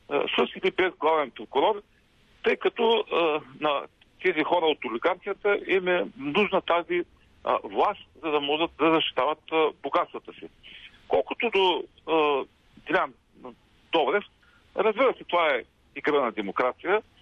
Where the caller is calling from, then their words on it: Ruse, Ruse Province, Bulgaria; от Русе.